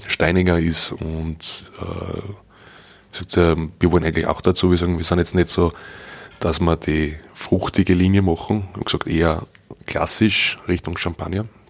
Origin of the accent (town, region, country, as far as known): Straß im Straßertale, Lower Austria, Austria; born or raised there; accent: Austrian dialect